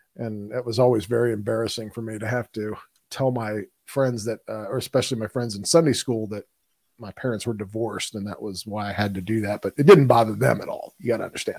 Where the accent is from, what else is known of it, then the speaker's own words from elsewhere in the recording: Houston, Texas, United States; When you grow up in Houston, Texas, Houston doesn't have sidewalks and we don't have mass transit.